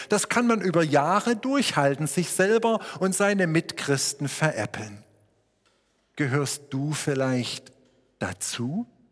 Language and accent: German; Schneeberg, Saxony, Germany; meine Heimatstadt Schneeberg immer so 22.000 Einwohner hatte